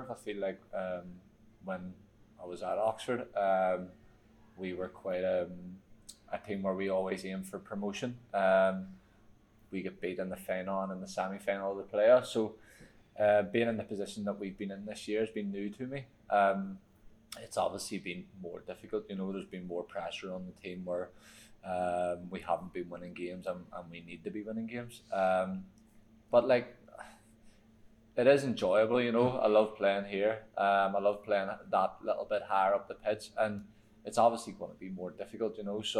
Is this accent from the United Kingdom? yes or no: no; Ireland; I feel like for me because I'm an Irish person, it's probably different for me.